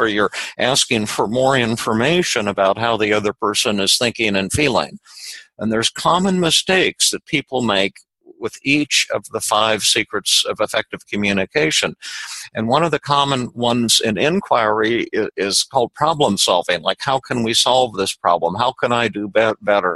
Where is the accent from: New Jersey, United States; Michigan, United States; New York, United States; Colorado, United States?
Colorado, United States; Denver; when I was little, yeah, I was raised in Denver